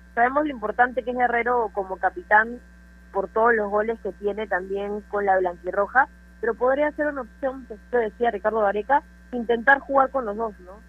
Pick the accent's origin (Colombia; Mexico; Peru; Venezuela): Peru; siendo peruana